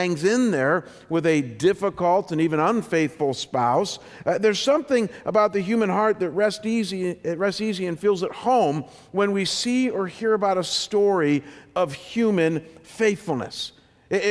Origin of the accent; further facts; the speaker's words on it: Chagrin Falls, Ohio, United States; now in Scottsdale, United States; my hometown of Chagrin Falls